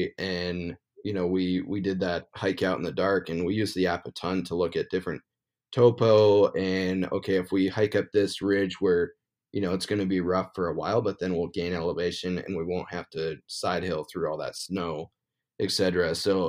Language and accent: English; Montana, United States; I've, like I said, born and raised in Montana. It's a super great state to hunt. And so I don't really find myself wandering out of Montana too much unless I draw a good tag.